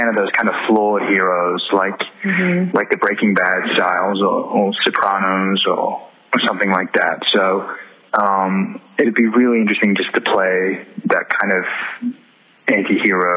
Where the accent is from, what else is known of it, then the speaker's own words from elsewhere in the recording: Australia; moved away as an adult; also born or lived in Canada; I grew up in Australia, and I moved to Canada, of all places